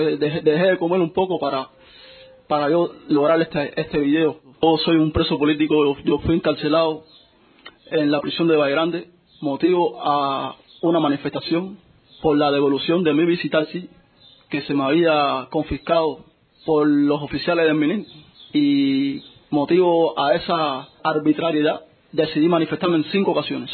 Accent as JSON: {"language": "Spanish", "country": "Cuba", "said": "amo mi pueblo cubano"}